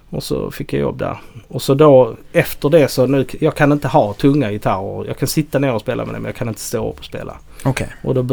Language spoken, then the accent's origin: Swedish; outside Helsingborg, Skåne, Sweden; där jag kommer ifrån utanför